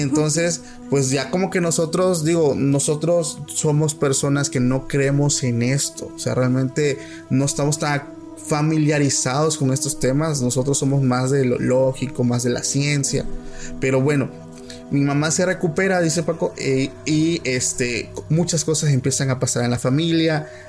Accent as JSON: {"language": "Spanish", "region": "Oaxaca", "country": "Mexico", "said": "somos de Oaxaca"}